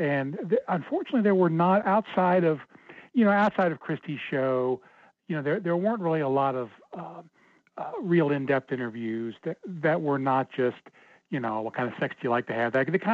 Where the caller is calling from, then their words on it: Cincinnati, Ohio, United States; from Cincinnati.